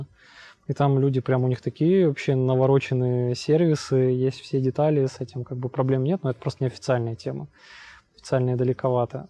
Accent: Trekhgorny, Chelyabinsk Oblast, Russia; now in Kyiv, Ukraine; я с, из Челябинской области, с маленького закрытого города. Трехгорный город

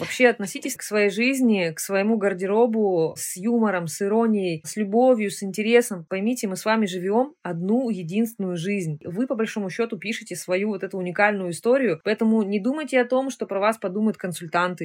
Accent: Nizhny Tagil, Sverdlovsk Oblast, Russia; я сама родилась в Нижнем Тагиле. У меня мама работала на заводе

